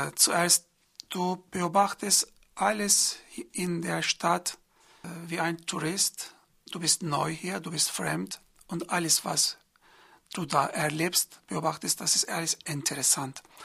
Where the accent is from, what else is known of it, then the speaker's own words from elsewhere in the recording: Izmir, Turkey; German is a second language; moved away as an adult; also born or lived in Mardin / Istanbul; now in Freiburg, Germany; Ich, ich bin nicht in Izmir geboren, in Mardin geboren